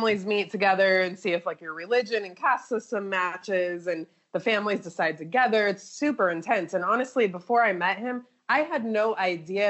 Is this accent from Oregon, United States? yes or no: yes; Portland, Oregon, United States; moved away as an adult; now in India; I'm also from Portland, Oregon